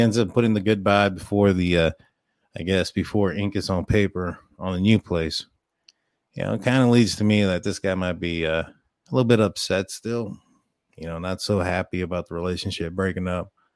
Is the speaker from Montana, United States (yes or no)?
no; Texas, United States; you guys probably can hear in my, my accent, it's I'm, I'm from, I'm from Texas